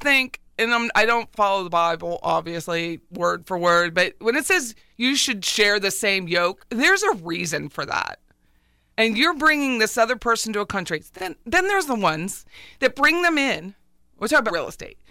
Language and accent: English; Pennsylvania, United States; moved away; I'm from Pennsylvania